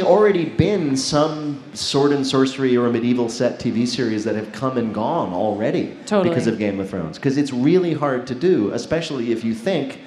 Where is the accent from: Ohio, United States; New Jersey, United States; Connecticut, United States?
New Jersey, United States; I'm from New Jersey.